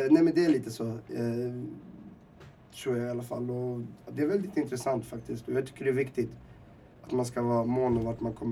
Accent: Temsamane, Oriental, Morocco; jag är från Timsemen heter det. Ehm, uppe i Rifbergen och, och jag är en del av, av ett folk. Eller vad man ska säga. Vi, vi är mezirer.

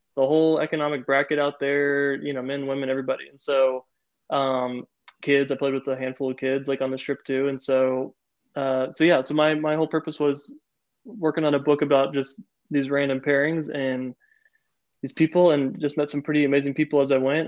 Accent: Florida, United States; moved away; I'm from Florida originally

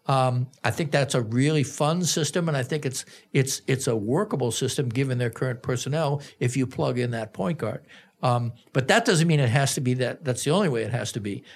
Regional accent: Boston, Massachusetts, United States; now in Minneapolis, United States; I grew up in Boston, which is a prestigious city in many quarters

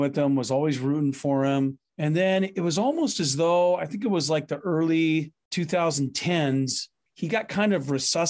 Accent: Seattle, Washington, United States; when I was growing up in North Seattle

